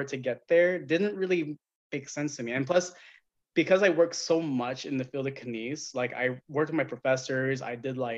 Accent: Madera, California, United States; I'm actually from this small town in the sticks called Madera

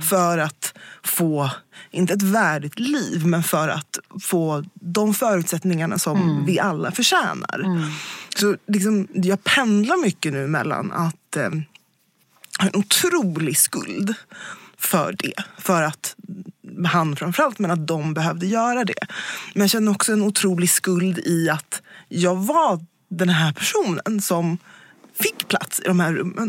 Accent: Sweden; jag är född här i Sverige

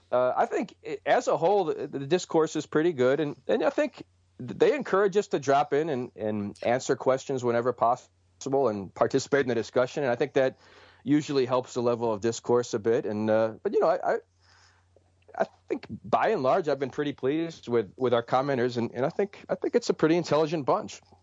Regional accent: Cleveland, Ohio, United States; moved away as an adult; now in Detroit, United States; Cleveland, which is my hometown and where I'm from

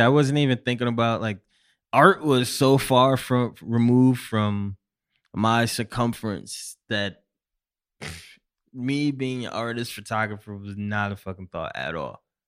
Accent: Syracuse, New York, United States; I'm originally from Syracuse, New York

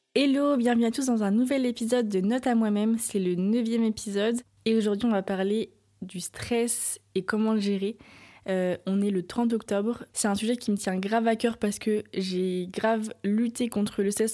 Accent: Nantes, Pays de la Loire, France; j'ai grandi à Nantes

